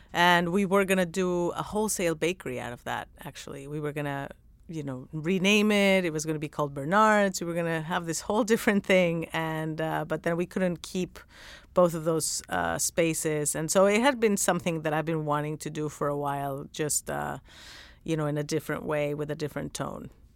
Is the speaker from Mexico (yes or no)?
yes; Mexico; moved away; I didn't grow up going to donut shops 'cause I'm from Mexico